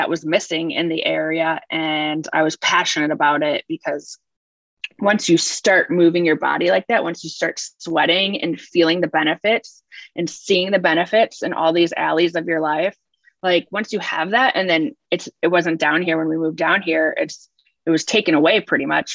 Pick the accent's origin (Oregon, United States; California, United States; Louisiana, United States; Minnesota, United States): Minnesota, United States; also born or lived in New York / South Salem, New York; now in Charleston, United States; I grew up in Minnesota